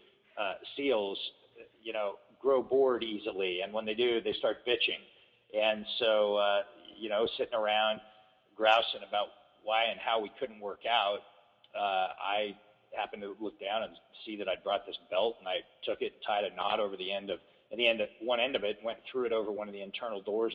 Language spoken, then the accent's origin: English; Corona Del Mar, California, United States; also born or lived in Berkeley / Huntington Beach; I spent a couple years in Berkeley, but I grew up mostly down in Southern California in a little place called Corona Del Mar, and then later on Huntington Beach.